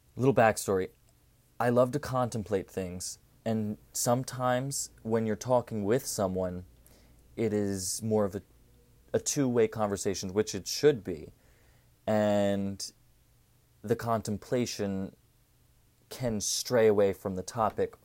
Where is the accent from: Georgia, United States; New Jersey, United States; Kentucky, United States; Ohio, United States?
New Jersey, United States; Cherry Hill; I'm from Cherry Hill, New Jersey.